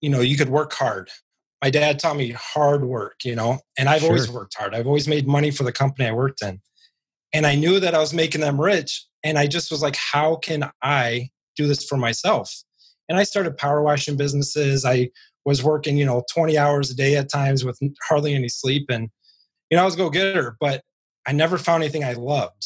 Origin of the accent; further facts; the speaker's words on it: Northwest Indiana, United States; I am from Northwest Indiana